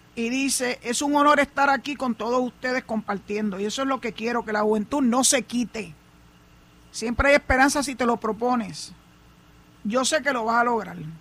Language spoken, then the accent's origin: Spanish; Puerto Rico